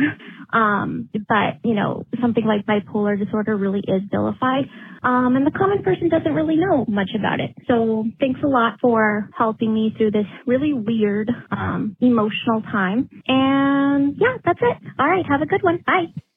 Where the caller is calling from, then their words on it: Boston, Massachusetts, United States; I'm calling from Boston